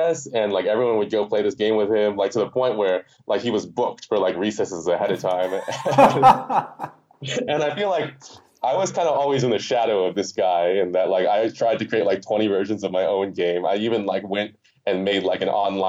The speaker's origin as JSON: {"language": "English", "town": "Hoffman Estates", "region": "Illinois", "country": "United States", "tie": "born or raised there", "also_born_or_lived": "Ohio / California", "said": "from kindergarten on through all the way through college, I lived in outside of Chicago, about 45 minutes out in a Schaumburg called Hoffman Estates."}